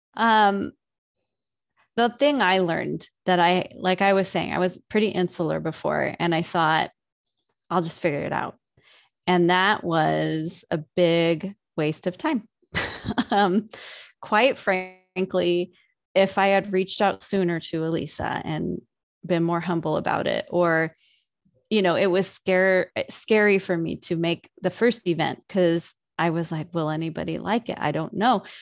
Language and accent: English; San Diego, California, United States; moved away as an adult; I was originally born and raised in San Diego, and I moved up here when I was nineteen.